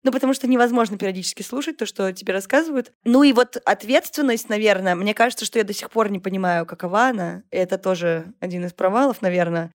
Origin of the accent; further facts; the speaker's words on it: Saint Petersburg, Russia; и жила все детство на Удельной в Петербурге